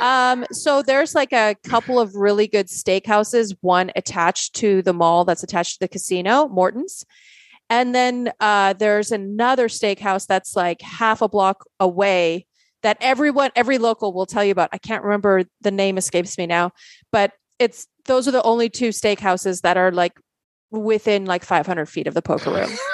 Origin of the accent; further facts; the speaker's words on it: Canada; also born or lived in Poland; I grew up playing in Canada